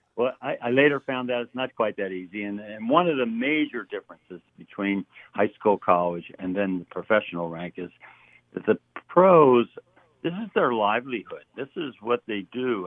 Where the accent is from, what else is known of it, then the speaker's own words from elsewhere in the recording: Philadelphia, Pennsylvania, United States; moved away as an adult; also born or lived in Southern California; I grew up in uh, West Philadelphia